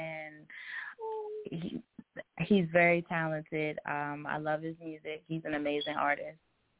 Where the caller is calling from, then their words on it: Delaware, United States; I'm calling from Delaware.